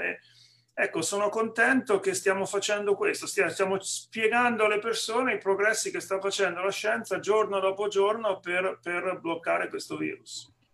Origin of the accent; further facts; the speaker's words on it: Senigallia, Marche, Italy; moved away as an adult; now in Atlanta, United States; quando ero ragazzino a Senigallia, nel, nel, nelle Marche